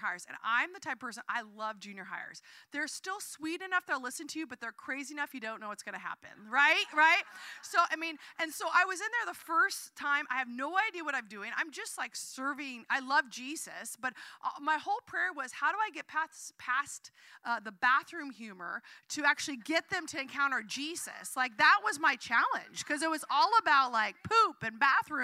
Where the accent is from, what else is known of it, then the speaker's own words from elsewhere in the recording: Southern Oregon, United States; now in San Francisco, United States; I grew up in Southern Oregon